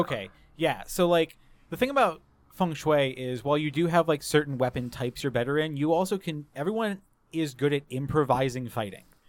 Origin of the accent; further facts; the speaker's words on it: the South, United States; growing up in the South as well, like, for my, my, like, teenage years